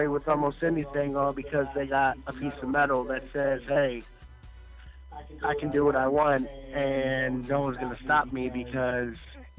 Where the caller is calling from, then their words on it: Cleveland, Ohio, United States; I'm calling from Cleveland.